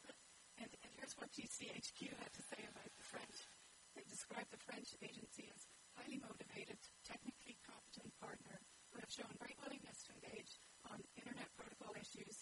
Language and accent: English; Ireland; I'm from Ireland